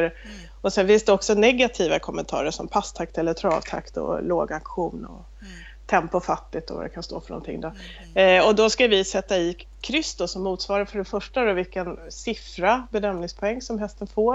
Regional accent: Stockholm, Stockholm County, Sweden; moved away as an adult; now in Småland, Sweden; jag kommer ursprungligen från Stockholm men har bott här nere, nu är det snart 25 år som jag bott på den här gården.

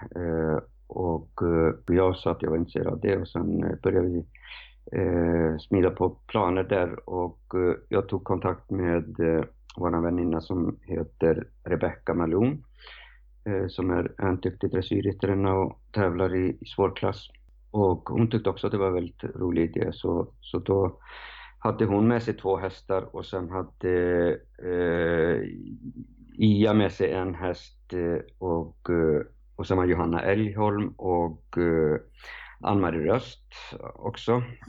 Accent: Reykjavik, Capital Region, Iceland; Swedish is a second language; moved away as an adult; now in Sweden; jag är uppväxt på Island

